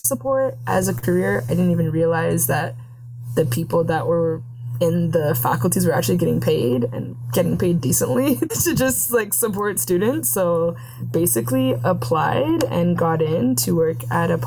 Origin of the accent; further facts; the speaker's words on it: Mississauga, Ontario, Canada; I'm from Mississauga in the Peel region